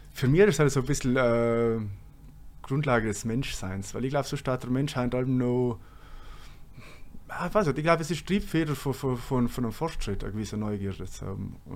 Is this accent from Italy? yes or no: yes; Trentino-Alto Adige, Italy; accent: South Tyrolean; now in Bremen, Germany; Mein Dialekt, auf jeden Fall. Dass ich gerne Kaminwurzen habe und Knädel.